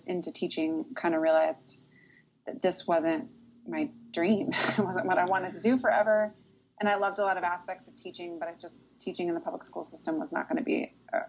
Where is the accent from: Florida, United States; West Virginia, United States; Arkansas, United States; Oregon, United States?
Oregon, United States; Portland; now in Nashville, United States; I grew up in Portland